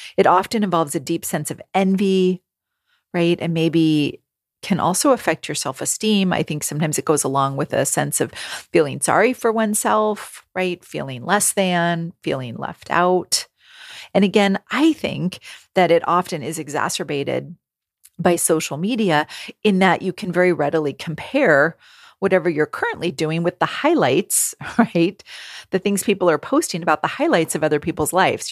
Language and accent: English; California, United States; moved away as an adult; also born or lived in New England / Rhode Island; I am born and raised in California